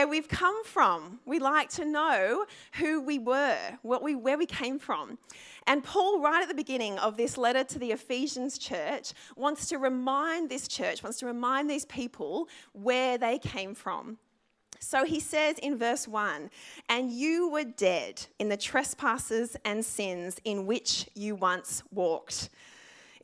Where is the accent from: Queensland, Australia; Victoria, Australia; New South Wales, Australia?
New South Wales, Australia; Sydney; I actually grew up in the Sutherland Shire.